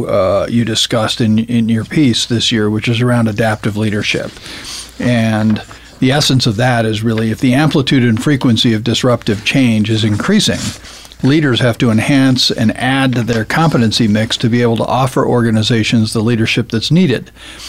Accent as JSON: {"language": "English", "country": "Zambia", "tie": "born or raised there", "said": "I grew up in Zambia as a missionary kid. My parents were missionaries, and I went to a British boarding school growing up."}